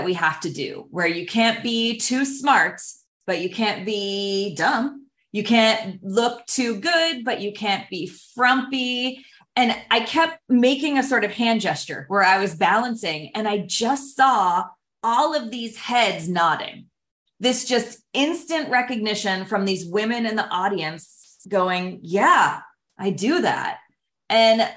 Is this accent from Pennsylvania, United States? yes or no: yes; Pittsburgh, Pennsylvania, United States; now in San Diego, United States; I grew up in Pittsburgh, Pennsylvania